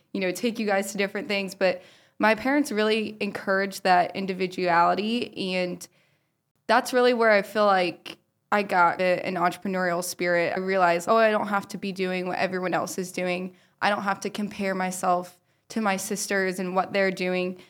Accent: Powell, Ohio, United States; I grew up in Powell, Ohio

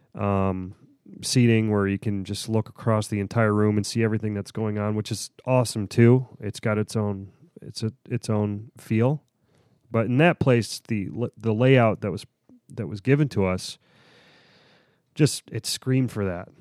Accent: Pittsburgh, Pennsylvania, United States; I'm, I'm from Pittsburgh

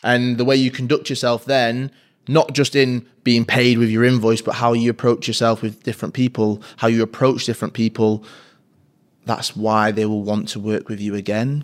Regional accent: Manchester, North West England, United Kingdom; M fourteen, Fallowfield, which is a huge part of my upbringing, where I grew up

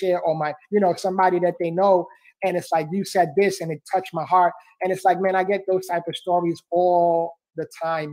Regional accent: New York City, New York, United States; I was born and raised in the Bronx, New York.

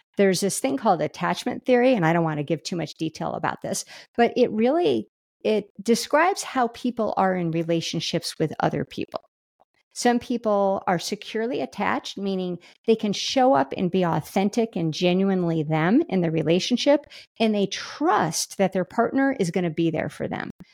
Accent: Kansas City, Missouri, United States; we're from Kansas City.

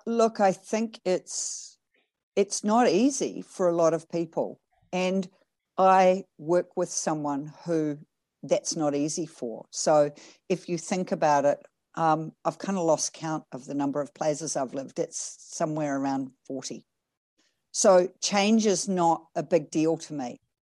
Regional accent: New Zealand; moved away; also born or lived in United States / Canada; I'm a Kiwi, and although I was born in New Zealand, I did live overseas for twenty-five years, and a big portion of that twenty-odd years of that was in the States and in Canada

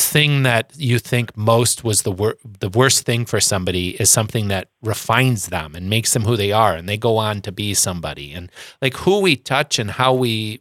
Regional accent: Sioux Falls, South Dakota, United States; we grew up in the North End

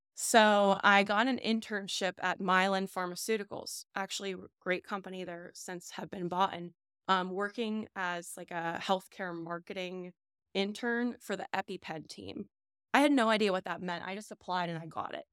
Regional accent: Scott Township, Pennsylvania, United States; also born or lived in South Fayette, Pennsylvania; South Hills. Okay. So, I am, we grew up in Scott Township

